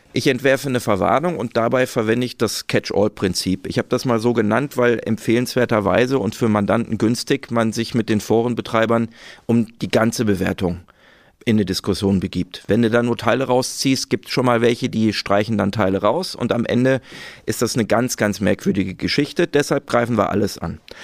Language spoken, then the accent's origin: German; Ruhr area, North Rhine-Westphalia, Germany; ich bin aus dem Ruhrgebiet